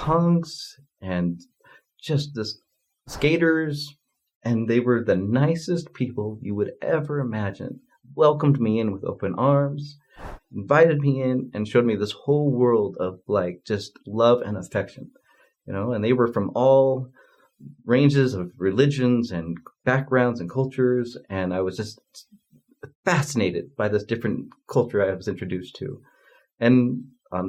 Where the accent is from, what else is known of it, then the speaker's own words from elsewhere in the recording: Spanish Fork, Utah, United States; also born or lived in Provo, Utah; I moved to the Provo area from Spanish Fork